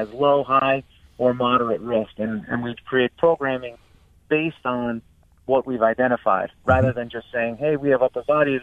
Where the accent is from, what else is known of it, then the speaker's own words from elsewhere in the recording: New York, United States; moved away as an adult; now in Stamford, United States; us New York guys